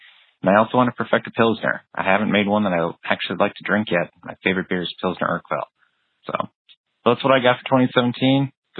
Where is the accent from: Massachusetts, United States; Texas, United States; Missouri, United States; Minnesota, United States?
Minnesota, United States; Minneapolis; now in Baltimore, United States; I want to also attend HomebrewCon in my hometown, Minneapolis, this new year.